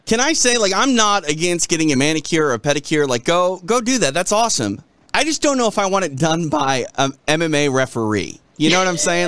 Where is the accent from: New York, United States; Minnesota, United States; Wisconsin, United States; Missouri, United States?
Minnesota, United States; I come from Minnesota